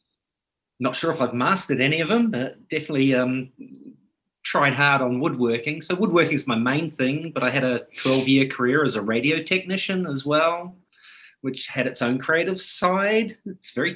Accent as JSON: {"language": "English", "country": "New Zealand", "moved": "yes", "said": "We're a much younger European settlement in New Zealand."}